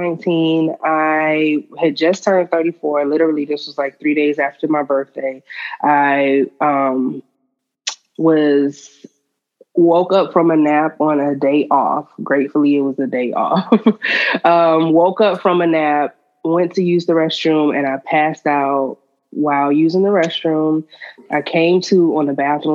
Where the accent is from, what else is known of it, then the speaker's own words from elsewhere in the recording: Miami, Florida, United States; now in Atlanta, United States; I am originally from Miami, Florida, and I am currently in Atlanta.